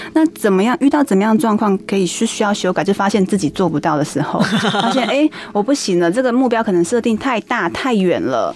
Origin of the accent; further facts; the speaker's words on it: Taoyuan, Taiwan; 我考了一个桃园 比较后面后段班的功力高中